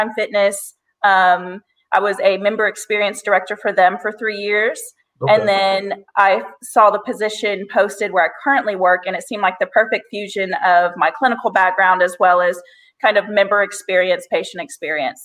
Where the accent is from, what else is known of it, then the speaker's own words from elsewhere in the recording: Arkansas, United States; also born or lived in Portland, Oregon / Missouri / Louisiana; I was born in Portland, Oregon. I was raised all over Arkansas. We moved like every 2 years